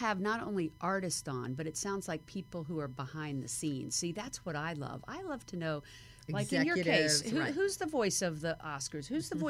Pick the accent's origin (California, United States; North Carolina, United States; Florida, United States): Florida, United States; moved away as an adult; also born or lived in New York; now in Los Angeles, United States; I hate to knock my home state, but I spent many years there. There's a very cool part of South Florida